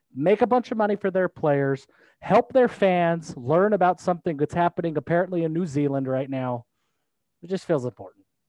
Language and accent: English; Logan, Utah, United States; I was born in Logan